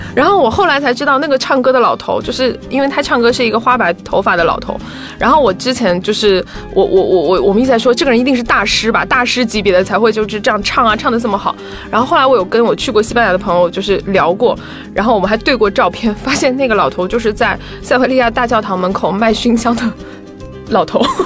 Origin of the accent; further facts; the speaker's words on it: China; 我们是中国人